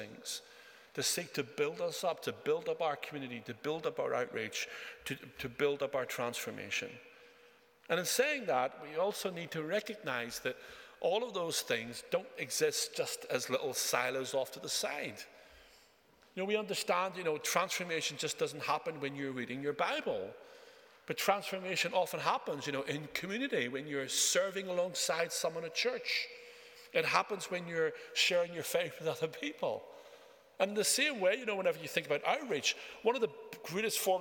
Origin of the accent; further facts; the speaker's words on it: Northern Ireland, United Kingdom; also born or lived in Japan; I grew up in Northern Ireland.